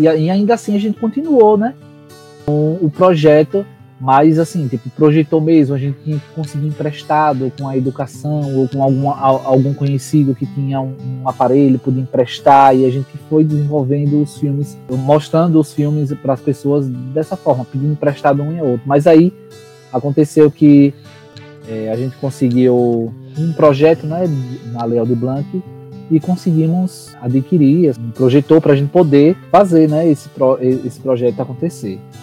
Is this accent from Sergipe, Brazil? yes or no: yes; Lagarto, Sergipe, Brazil; Sou de Lagarto